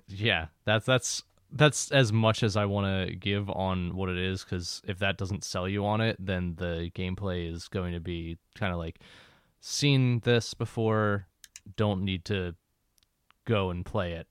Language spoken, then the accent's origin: English; Philadelphia, Pennsylvania, United States; moved away; I'm from Philly